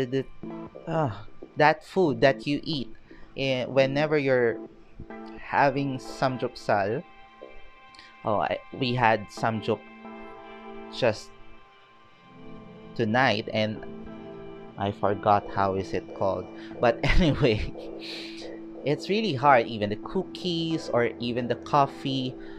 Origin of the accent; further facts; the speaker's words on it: Philippines; also born or lived in Baguio City, Philippines / Quezon City, Philippines; I'm from the Philippines